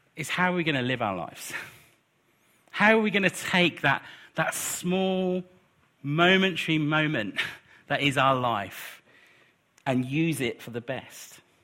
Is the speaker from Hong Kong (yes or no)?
no; United Kingdom; we're British